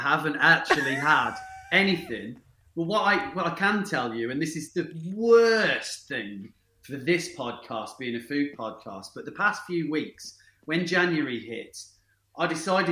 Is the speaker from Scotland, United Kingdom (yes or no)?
no; Bromsgrove, West Midlands, United Kingdom; I grew up in the Midlands town of Bromsgrove